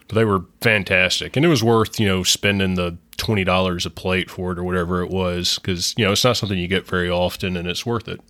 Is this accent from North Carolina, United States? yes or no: no; Mississippi, United States; growing up in Mississippi